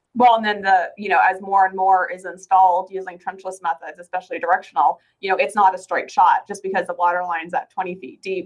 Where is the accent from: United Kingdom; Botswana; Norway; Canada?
Canada; northern Alberta; moved away as an adult; now in Phoenix, United States; I'm originally from Canada. I'm from northern Alberta